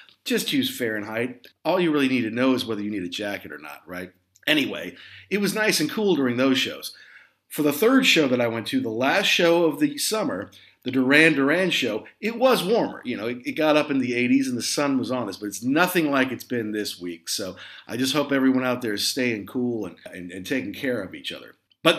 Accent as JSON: {"language": "English", "region": "Midwest", "country": "United States", "tie": "born or raised there", "also_born_or_lived": "Southeast United States", "said": "Now look, I grew up in the Midwest and in the Southeast"}